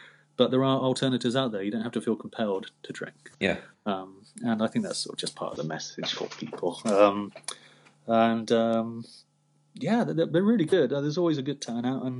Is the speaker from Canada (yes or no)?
no; United Kingdom; we're British, it's part of our culture